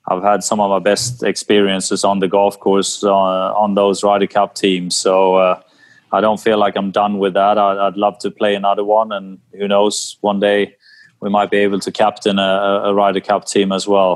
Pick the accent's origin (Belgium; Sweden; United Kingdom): Sweden; growing up in Sweden